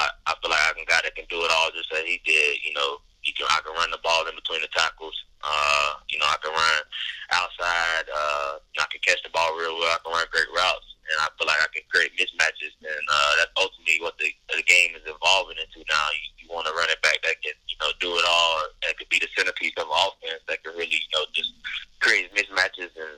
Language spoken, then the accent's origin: English; Gastonia, North Carolina, United States; also born or lived in Charlotte; I was born in Charlotte. You know, I still got family in Charlotte. And like, you know, Gastonia, you know, we moved around in Gastonia over the years, growing up